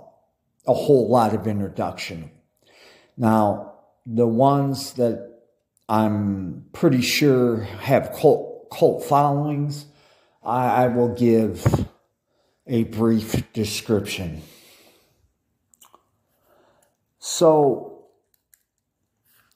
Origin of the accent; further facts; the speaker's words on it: United States; I'm American